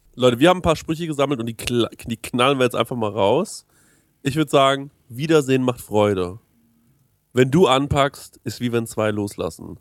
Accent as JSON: {"language": "German", "town": "Aschaffenburg", "region": "Bavaria", "country": "Germany", "said": "bei uns in Aschaffenburg"}